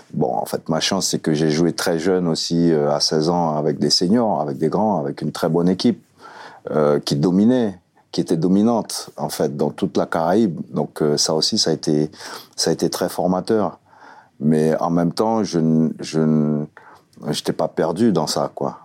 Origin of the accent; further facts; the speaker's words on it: French Guiana; moved away as an adult; also born or lived in France; mes premiers souvenirs datent effectivement quand j'étais gamin en Guyane